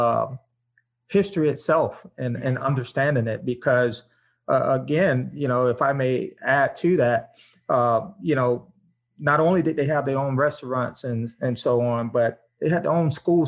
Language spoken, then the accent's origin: English; Tampa, Florida, United States; growing up in Tampa in a single parent home with my mom